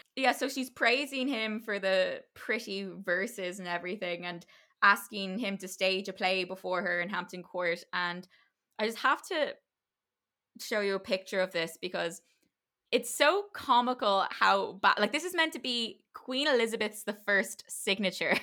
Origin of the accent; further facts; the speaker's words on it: Ireland; it's part of being Irish